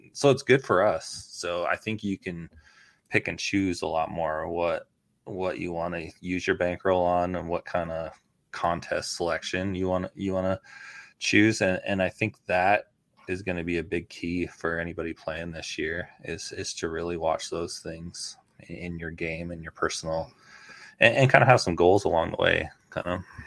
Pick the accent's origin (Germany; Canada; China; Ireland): Canada; also born or lived in Toronto; now in United States; I grew up in Canada